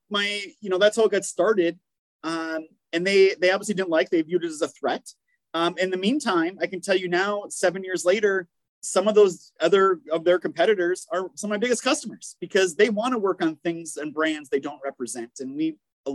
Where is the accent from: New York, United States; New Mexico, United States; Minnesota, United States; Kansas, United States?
Minnesota, United States; moved away as an adult; now in South Carolina, United States; where I grew up in Minnesota